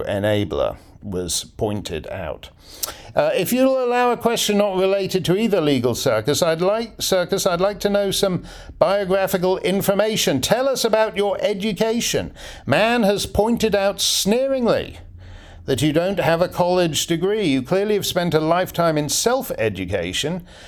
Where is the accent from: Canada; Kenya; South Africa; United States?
Canada; I'm Canadian